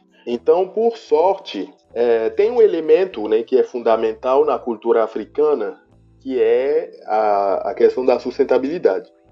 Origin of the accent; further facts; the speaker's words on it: Benin; moved away as an adult; now in Brazil; sou arquiteto e urbanista beninense da República do Benin